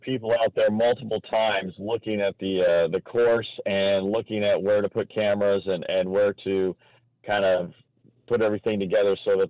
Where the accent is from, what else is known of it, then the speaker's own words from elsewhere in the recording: Indiana, United States; I'm from the Midwest, love Chicago style pizza.